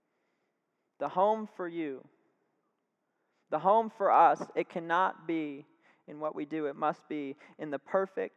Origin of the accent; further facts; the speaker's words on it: Tampa, Florida, United States; now in Sanford, United States; I'm from Tampa, Florida. Love it. Grew up there 18 years, came to Sanford, and I've lived here ever since